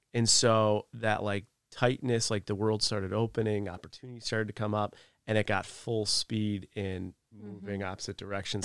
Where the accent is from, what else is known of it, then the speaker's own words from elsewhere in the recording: Northeast, United States; moved away; I come from the Northeast